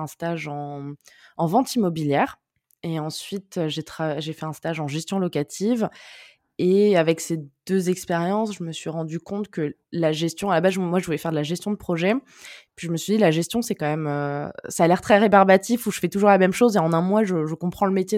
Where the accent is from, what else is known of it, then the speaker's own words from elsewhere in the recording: near Cannes, Provence-Alpes-Côte d'Azur, France; moved away as an adult; also born or lived in Neuilly-sur-Seine; now in Paris, France; on a déménagé quand j'avais un peu moins de 8 ans, mais je suis née, j'ai grandi à Neuilly-sur-Seine. Et après, on a déménagé dans le sud, dans une, dans une petite ville à côté de Cannes, dans les Alpes-Maritimes